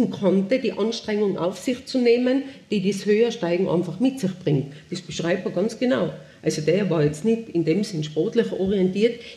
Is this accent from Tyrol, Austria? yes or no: yes; Tyrol, Austria; ich bin auf der Bettelwurfhütten oben aufgewachsen. Ich war zwei Jahre und meine Eltern haben die übernommen 1958.